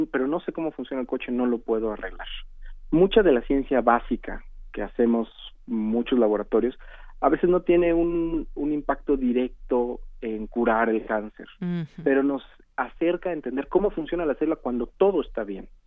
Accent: Mexico; como mexicanos

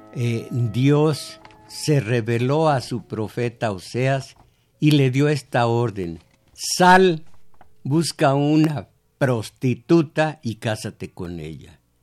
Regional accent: Mexico; Yo fui mexicano, abierto a todas las corrientes de cultura norteamericana

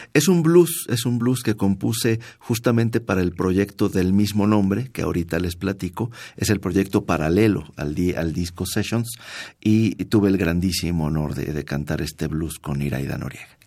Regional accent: Mérida, Yucatán, Mexico; moved away; en mi tierra, en Yucatán, en Mérida

